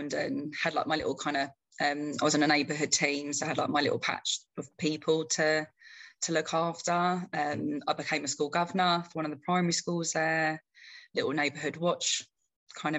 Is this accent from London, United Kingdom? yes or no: yes; Croydon, London, United Kingdom; also born or lived in Toronto, Canada; So we came here and I grew up in Croydon, South London.